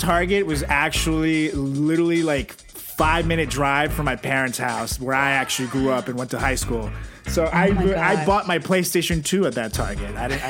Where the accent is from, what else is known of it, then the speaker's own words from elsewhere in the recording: Venezuela; oh, hey, I'm from Venezuela.